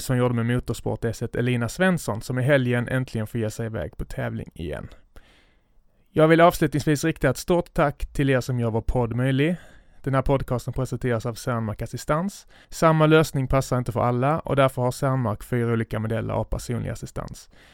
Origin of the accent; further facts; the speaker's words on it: Skåne, Sweden; accent: Scanian; min skånska stämma